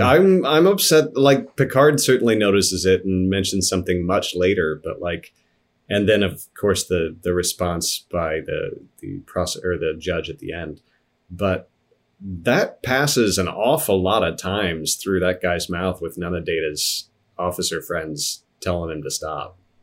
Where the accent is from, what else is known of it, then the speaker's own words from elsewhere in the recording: Midwest, United States; also born or lived in Kansas / Missouri; I grew up in Kansas and Missouri